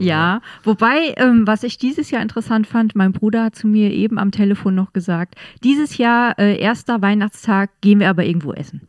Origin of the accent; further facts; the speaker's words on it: Estonia; now in Ludwigshafen, Germany; Ich komme aus Estland